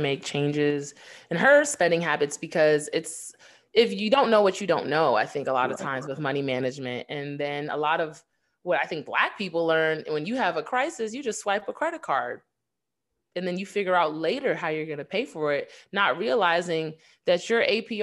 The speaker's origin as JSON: {"language": "English", "region": "New York", "country": "United States", "tie": "born or raised there", "said": "growing up in New York"}